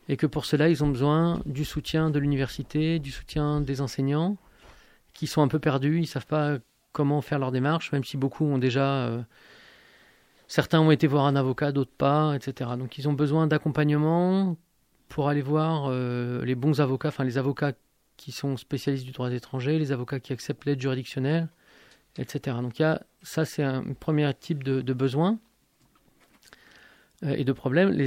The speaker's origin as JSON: {"language": "French", "country": "Algeria", "tie": "born there", "also_born_or_lived": "Italy", "said": "Je suis né en Algérie. J'ai de la famille là-bas. Ma femme est algérienne, mes enfants sont algériens aussi. j'ai vécu comme étranger en Algérie, j'ai vécu comme étranger en Italie."}